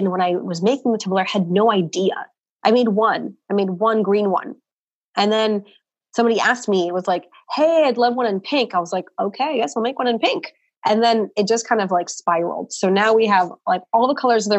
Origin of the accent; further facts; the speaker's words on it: Portland, Oregon, United States; moved away; we're from Portland, so coffee is like our craft brew up there